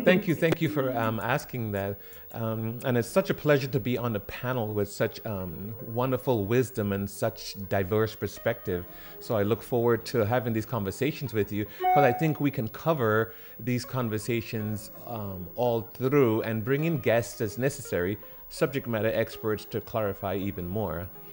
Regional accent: Trinidad & Tobago; moved away as an adult; also born or lived in California; I grew up in the Caribbean, in the island of Trinidad and Tobago, before um, 18 years old, going to California

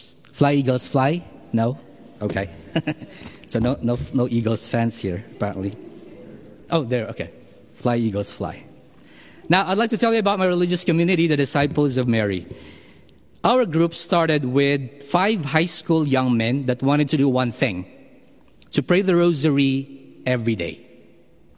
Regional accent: Philippines; moved away; I am from the Philippines

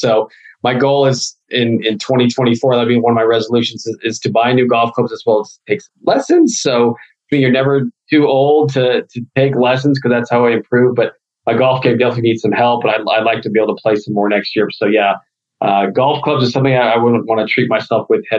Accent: Midwest, United States; You know, growing up in the Midwest, I love Chicago.

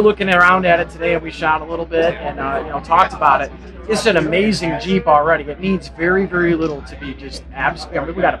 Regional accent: Michigan, United States; We're from Michigan

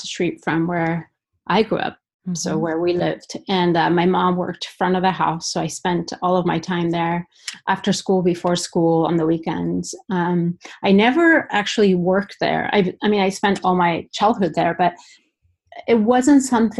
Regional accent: Basque Country, Spain; moved away as an adult; also born or lived in Denver, United States / Florida, United States; now in Seattle, United States; I'm originally from the Basque Country in Spain. So I feel like a lot of my work is influenced by my upbringing

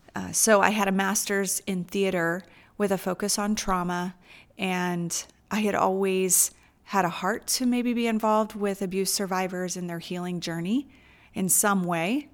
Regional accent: United States; moved away as an adult; also born or lived in Asia; as an American who's always rushed and busy

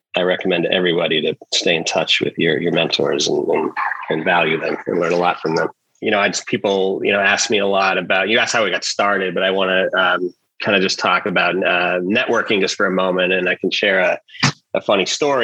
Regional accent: Massachusetts, United States; moved away as an adult; also born or lived in New York; I grew up in Massachusetts, and I wanted to go to school far enough away from home

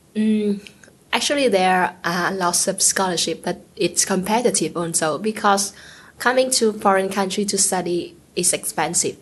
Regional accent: Vietnam; I'm from Vietnam, a uh, South Asian country

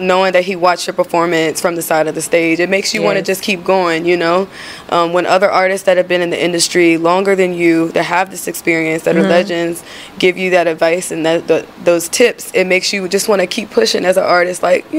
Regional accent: Rocky Mount, Virginia, United States; now in Charlotte, United States; Rocky Mount, Virginia.

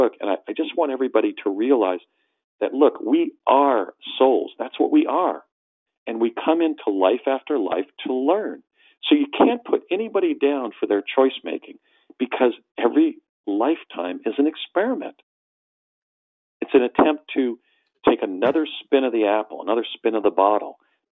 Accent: New Jersey, United States; an ethnic hybrid growing up in New Jersey in the 60s

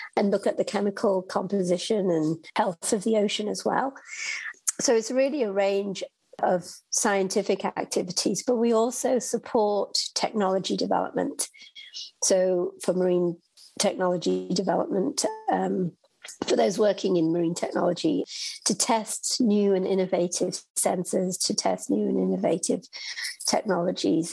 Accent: United Kingdom; moved away; I'm from the United Kingdom, and so I actually grew up uh, interested in space in astronomy and living in the UK

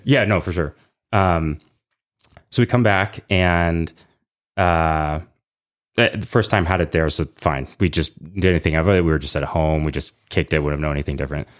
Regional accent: San Ramon, California, United States; moved away as an adult; also born or lived in Lafayette, California; now in North Texas, United States; I grew up in Lafayette

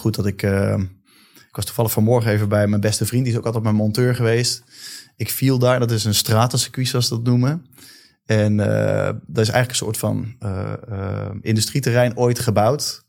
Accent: Leusden, Utrecht, Netherlands; ik heb een mooie jeugd gehad, geboren in Leusden

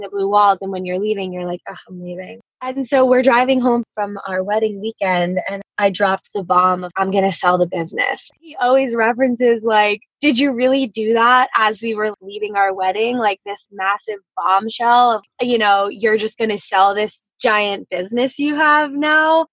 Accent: New Jersey, United States; now in Jupiter, United States; I live in Jupiter, Florida. I grew up in New Jersey

